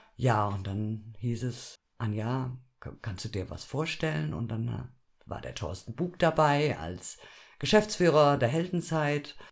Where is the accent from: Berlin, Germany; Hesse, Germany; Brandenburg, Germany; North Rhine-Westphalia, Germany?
North Rhine-Westphalia, Germany; Düsseldorf; now in Fulda, Germany; Ich bin in Düsseldorf geboren.